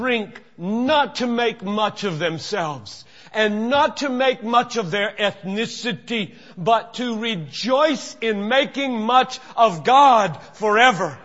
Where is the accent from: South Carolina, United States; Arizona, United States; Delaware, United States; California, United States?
South Carolina, United States; Greenville; moved away; I grew up in Greenville, South Carolina, and was manifestly racist in my assumptions, attitudes, and actions as a child and a teenager